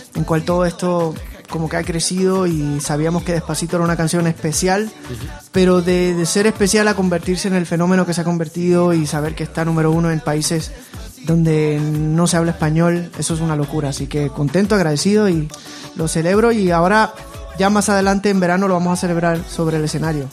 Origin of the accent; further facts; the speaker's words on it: Puerto Rico; mi infancia, yo me crié en Puerto Rico